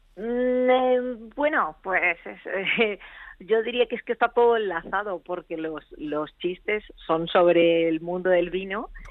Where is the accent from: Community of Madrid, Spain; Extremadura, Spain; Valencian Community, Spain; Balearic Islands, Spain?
Community of Madrid, Spain; Madrid; moved away; also born or lived in Argentina; yo soy de Madrid, sí, yo soy de Madrid, pero he vivido muchos años en Argentina.